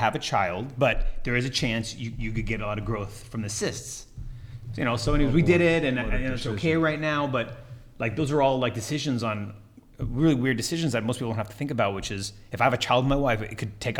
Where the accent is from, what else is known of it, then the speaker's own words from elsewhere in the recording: California, United States; Orange County, California.